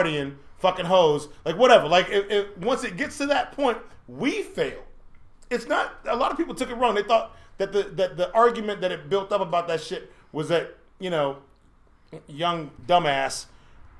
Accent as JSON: {"language": "English", "town": "Chicago", "region": "Illinois", "country": "United States", "said": "I'm from the south side of Chicago"}